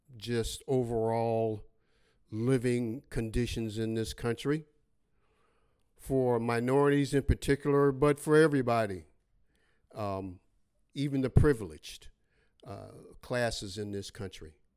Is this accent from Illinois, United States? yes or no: yes; Chicago, Illinois, United States; I was born and raised in Chicago, Illinois. west side of Chicago.